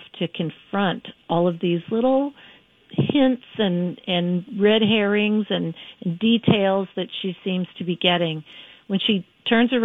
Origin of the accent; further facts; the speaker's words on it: Florida, United States; moved away; also born or lived in Trinidad; I grew up in Florida